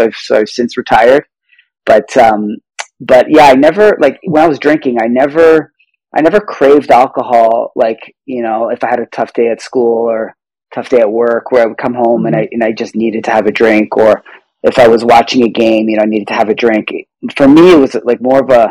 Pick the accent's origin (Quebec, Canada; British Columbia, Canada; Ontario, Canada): Ontario, Canada; Toronto; I'm from Toronto, Canada.